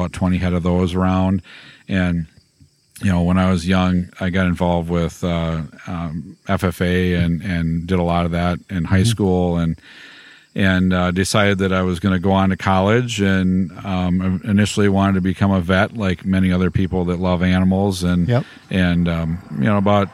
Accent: Hillsboro, Wisconsin, United States; I grew up by Hillsboro, Wisconsin, a small little town

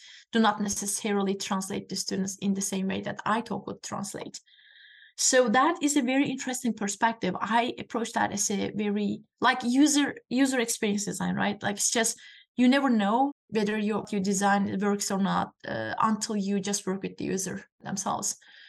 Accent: Turkey; now in United States; And I'm just explaining that Turkish culture, I'm from Turkey, by the way.

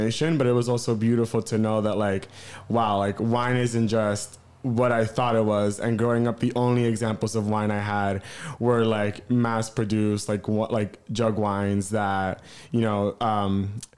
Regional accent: New York City, New York, United States; I grew up in New York City. I'm a New York City native, born and raised in Queens

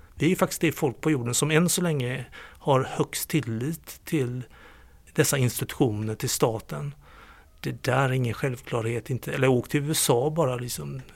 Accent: Gothenburg, Västra Götaland, Sweden; moved away as an adult; now in Skåne, Sweden; Jag är göteborgare i skånsk exil sedan över 30 år

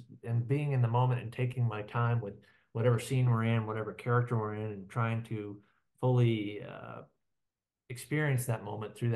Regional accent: Iowa, United States; I'm from Iowa and live in Iowa City currently, and grew up in Iowa

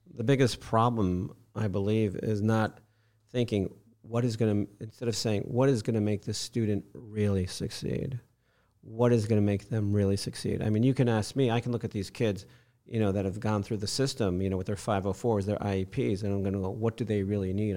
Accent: Fishkill, New York, United States; moved away as an adult; also born or lived in St. Petersburg, Florida / San Francisco Bay Area, California; now in Florida, United States; I grew up in Fishkill, New York, Hudson oh, Valley.

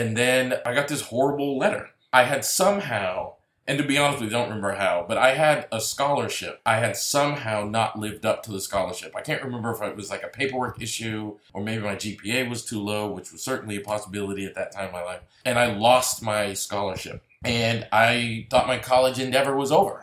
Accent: Massachusetts, United States; moved away as an adult; also born or lived in DeSoto, Texas; move from Massachusetts, my hometown

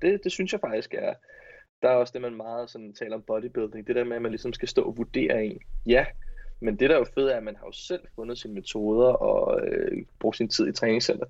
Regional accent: north of Roskilde, Zealand, Denmark; der hvor jeg er fra, i, øh, nord for Roskilde

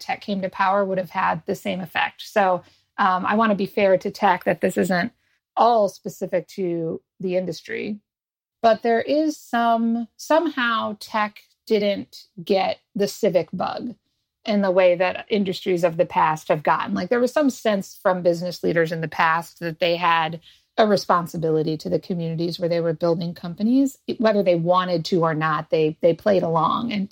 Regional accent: outside of Detroit, Michigan, United States; I grew up outside of Detroit in the 80s

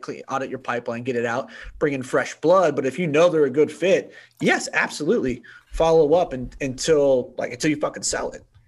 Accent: Bay Area, California, United States; I grew up in the Bay Area

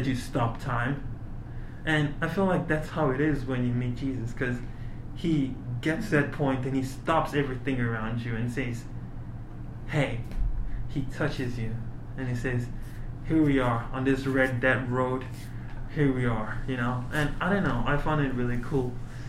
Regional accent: Uvira, South Kivu, DR Congo; born there; So I was born in the Democratic Republic of Congo. In Uvira. It's where there's the gorillas and everything.

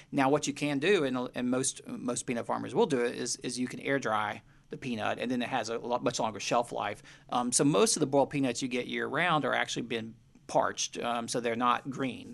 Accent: United States; now in Charleston, United States; where I grew up in Western Carolinas

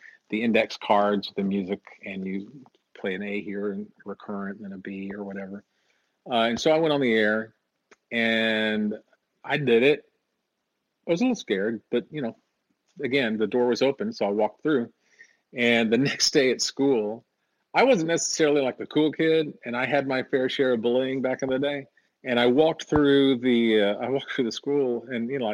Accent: Canyon, Texas, United States; moved away; I'm from Canyon, Texas, and I've been in radio for 3 months

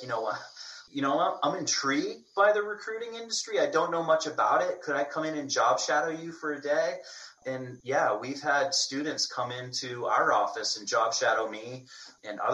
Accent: Maine, United States; I was born and raised in Maine

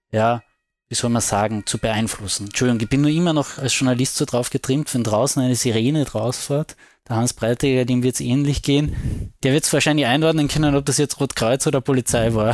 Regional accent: Carinthia, Austria; Beziehungsweise als Kärntner kann ich ja immer sagen, das passive Wahlrecht, gell?

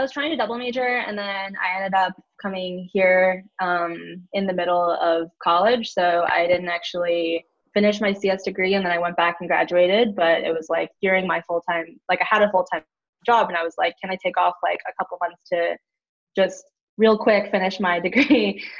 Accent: Houston, Texas, United States; Houston, Texas.

